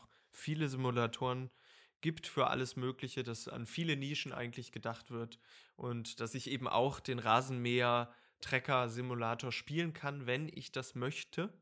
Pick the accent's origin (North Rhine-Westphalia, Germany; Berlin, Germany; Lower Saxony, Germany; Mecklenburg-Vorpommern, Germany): Lower Saxony, Germany; ich komme aus Niedersachsen